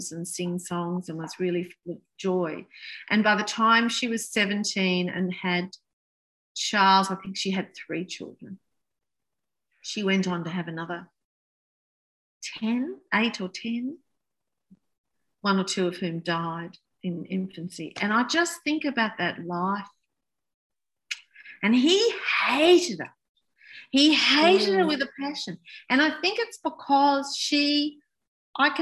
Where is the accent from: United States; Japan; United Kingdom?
United Kingdom; now in Australia; I was born in Britain and my parents are British